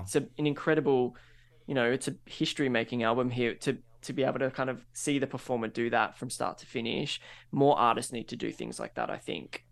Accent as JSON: {"language": "English", "country": "Australia", "said": "we're Australian"}